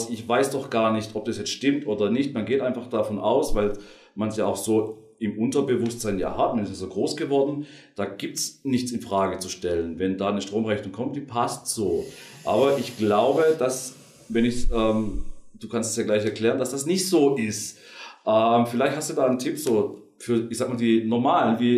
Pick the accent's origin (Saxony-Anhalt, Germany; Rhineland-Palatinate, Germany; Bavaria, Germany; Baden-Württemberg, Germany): Baden-Württemberg, Germany; Und ich äh, bin Schwabe und ich liebe es einfach.